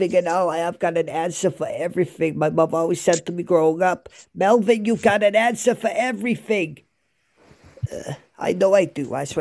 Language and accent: English; United States; moved away as an adult; also born or lived in New Jersey / Brooklyn, New York; now in Scotland, United Kingdom; I'm not from the UK. I'm from New Jersey and Brooklyn. It's kind of a mix there, but I live in the UK now. I moved to Scotland